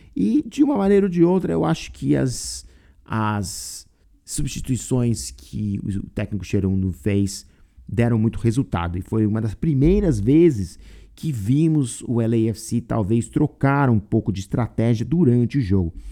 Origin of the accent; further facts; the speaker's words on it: Brazil; now in United States; como brasileiro